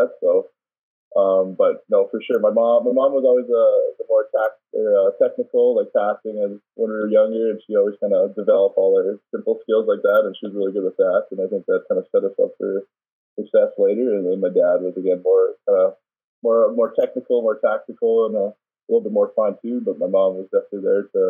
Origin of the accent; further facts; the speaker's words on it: Calgary, Alberta, Canada; also born or lived in Paris, France; I was born in Calgary, but I spent about four or five years in Paris, actually, because my dad was still playing professionally over there.